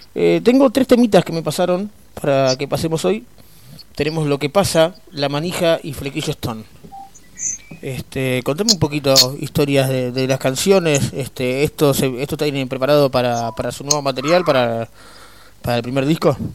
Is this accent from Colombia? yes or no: no; Buenos Aires, Argentina; nosotros somos acá de Buenos Aires, acá en el AMBA, como se dice ahora, este, acá por Vicente López, Capital